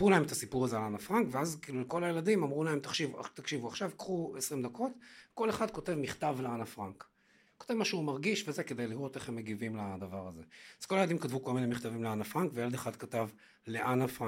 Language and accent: Hebrew; Haifa, Haifa District, Israel; moved away as an adult; also born or lived in Tel Aviv; אני גדלתי בחיפה, אה, אני בן להורים ניצולי שואה.